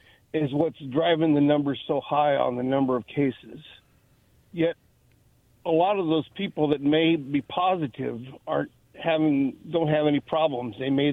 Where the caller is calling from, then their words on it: Kennewick, Washington, United States; again, Kennewick.